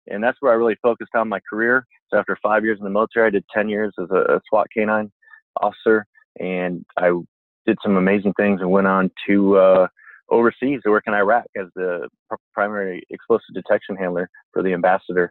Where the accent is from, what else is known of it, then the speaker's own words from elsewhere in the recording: Michigan, United States; moved away as an adult; We didn't have rodeos where I grew up there in Michigan at that time